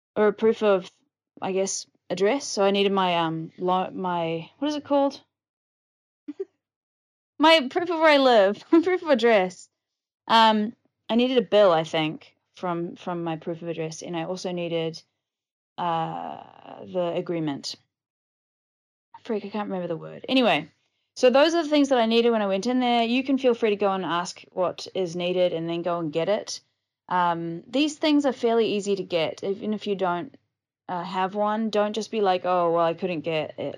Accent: New Zealand; now in Thailand; as a New Zealander

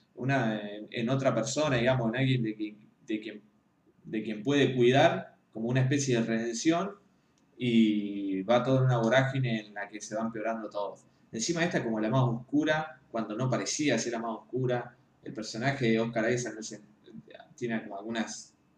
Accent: Argentina; soy, soy un crítico argentino

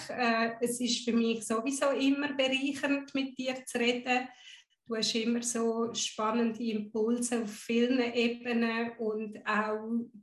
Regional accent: Guatemala; born there; first language Spanish; German is a second language; Ich bin in Guatemala geboren, habe Spanisch als tief verwurzelte Muttersprache irgendwo im System.

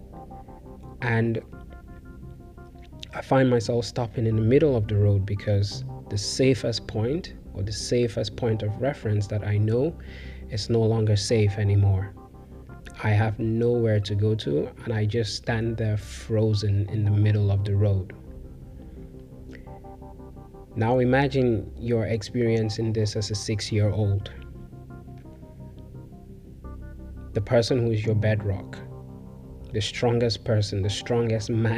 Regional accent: Cameroon; as an English-speaking Cameroonian, an Anglophone

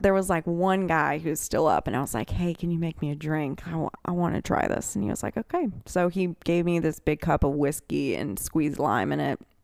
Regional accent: Birmingham, Alabama, United States; also born or lived in Metairie, Louisiana; I was born in Metairie, and I grew up in Birmingham, Alabama

